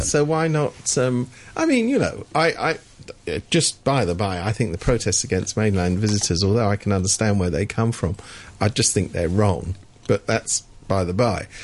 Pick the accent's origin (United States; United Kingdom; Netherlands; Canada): United Kingdom; I come from Britain